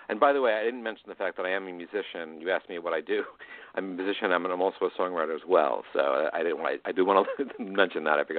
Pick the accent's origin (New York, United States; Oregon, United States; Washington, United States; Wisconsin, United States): New York, United States; New York City; moved away; I grew up in Manhattan Beach